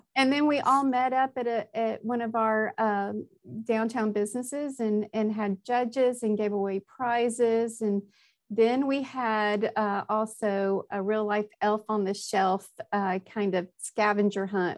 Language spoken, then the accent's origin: English; Nashville, Tennessee, United States; moved away as an adult; also born or lived in Birmingham, Alabama / Atlanta, Georgia; now in Exeter, United States; i grew up i was grew up in nashville tennessee